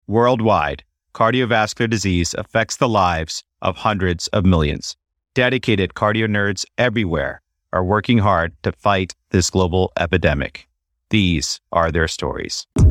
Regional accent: San Francisco, California, United States; moved away as an adult; also born or lived in St. Louis; now in Washington, D.C., United States; Born and raised in San Francisco

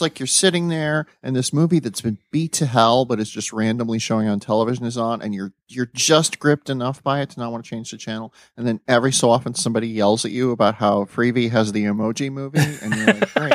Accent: South Dakota, United States; I grew up in South Dakota

